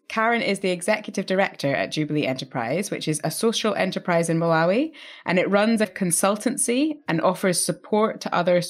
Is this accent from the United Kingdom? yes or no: yes; Scotland, United Kingdom; I'm Scottish.